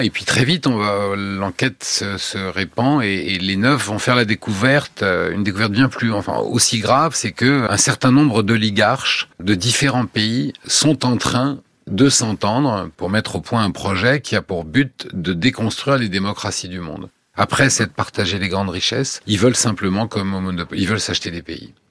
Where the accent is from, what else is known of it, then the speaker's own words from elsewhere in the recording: United States; French is a second language; je me retrouve en tant qu'américain aussi dans la peau d'un Allemand démocrate